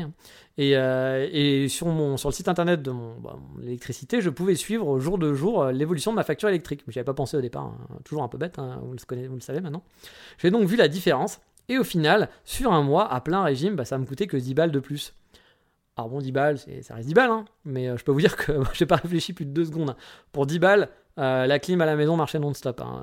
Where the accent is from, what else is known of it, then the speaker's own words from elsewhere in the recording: France; also born or lived in south of France; now in Japan; chez nous en France